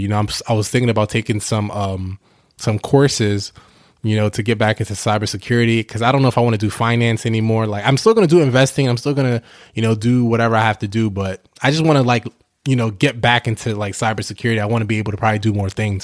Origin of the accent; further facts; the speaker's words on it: New York, United States; also born or lived in New Jersey / Delaware; now in Houston, United States; I'm originally from New York. Obviously, I lived in Jersey for a couple years and I lived in Delaware